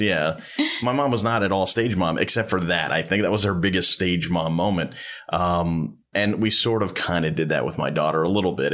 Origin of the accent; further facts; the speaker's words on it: Long Island, New York, United States; I grew up on Long Island and I grew up a Met fan